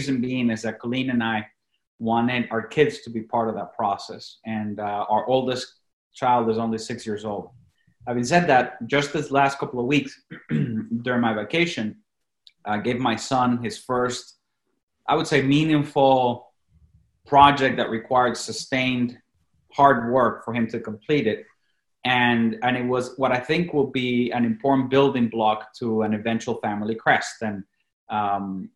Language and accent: English; Venezuela; first language Spanish; English is a second language; moved away; I was born and raised in Venezuela, obviously Latin America. I was raised in Spanish. That was my native tongue.